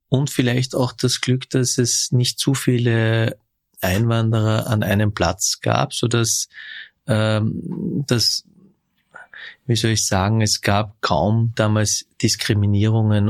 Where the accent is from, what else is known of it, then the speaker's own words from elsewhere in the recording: Vöcklabruck, Upper Austria, Austria; Ich bin in Vöcklebruck geboren, in Oberösterreich